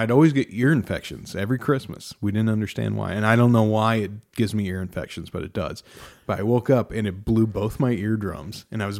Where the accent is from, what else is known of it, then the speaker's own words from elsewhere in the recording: Indiana, United States; We would usually come up here, cause I grew up in Southern Indiana